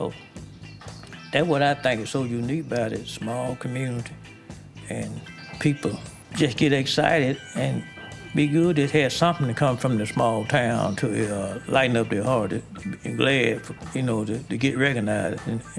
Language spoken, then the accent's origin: English; Duck Hill, Mississippi, United States; it's a small little town, you know, about 1,200, 1,300 people in there, something like that. I was born here in Duck Hill, but I raised out in the country, east of Duck Hill, a little community called Swepper. That's where I'm from, all my life, but I was born in Duck Hill.